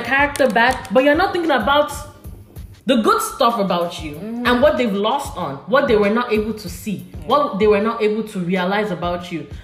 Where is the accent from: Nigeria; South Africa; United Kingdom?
Nigeria; I'm from Nigeria